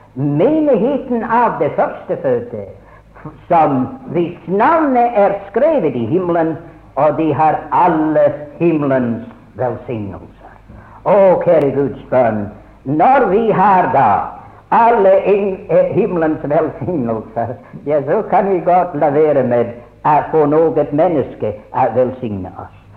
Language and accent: Norwegian; Scotland, United Kingdom; now in Norway; jeg ble innskrevet i Skottland, for jeg ble født der.